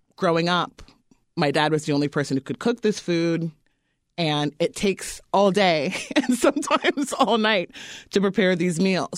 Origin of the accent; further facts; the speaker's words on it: East Coast, United States; moved away; I grew up on the East Coast